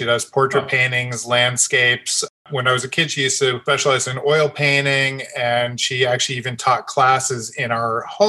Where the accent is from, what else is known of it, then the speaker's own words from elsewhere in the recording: New Jersey, United States; where I grew up in New Jersey